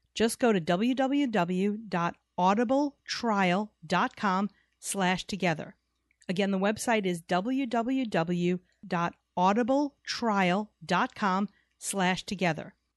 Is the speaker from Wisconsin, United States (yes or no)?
no; New York, United States; We grew up in New York